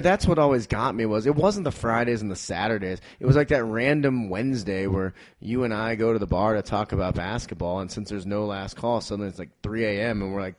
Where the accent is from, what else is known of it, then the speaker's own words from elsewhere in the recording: St. Louis, Missouri, United States; moved away as an adult; also born or lived in New Orleans, Louisiana; now in Denver, United States; I'm from St. Louis, Missouri. I studied journalism at the University of Missouri.